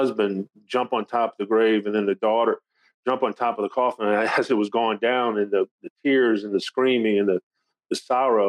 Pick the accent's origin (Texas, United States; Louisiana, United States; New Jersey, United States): Louisiana, United States; Thibodaux; also born or lived in Lafayette, Louisiana; I grew up in Thibodaux